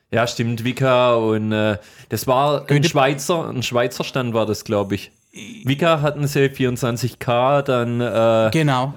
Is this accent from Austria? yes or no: no; Swabia, Germany; wir sind ja Schwabe